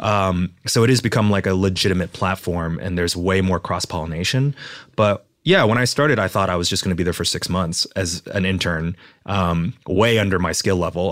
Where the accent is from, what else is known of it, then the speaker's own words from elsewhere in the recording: Texas, United States; moved away; I was raised in Texas in a small town